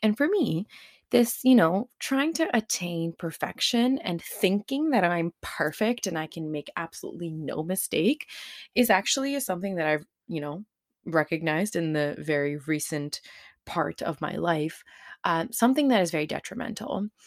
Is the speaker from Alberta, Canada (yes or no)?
no; Surrey, British Columbia, Canada; a Punjabi kid growing up in Surrey in the nineties